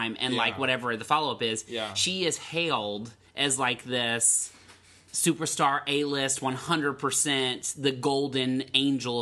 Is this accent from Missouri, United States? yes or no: yes; Hillsboro, Missouri, United States; moved away; in my hometown in Hillsboro.